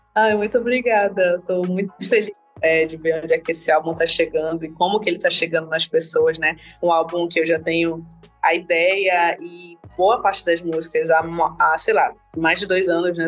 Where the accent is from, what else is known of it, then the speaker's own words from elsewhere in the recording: interior of Amazonas, Brazil; amazonense, nasci no interior do Amazonas